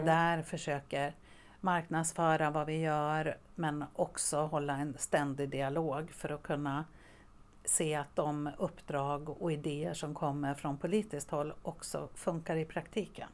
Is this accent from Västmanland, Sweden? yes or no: yes; Västerås, Västmanland, Sweden; also born or lived in Borås / Umeå; jag är faktiskt uppväxt i Västerås, även om jag föddes i Borås. Men jag har min uppväxt här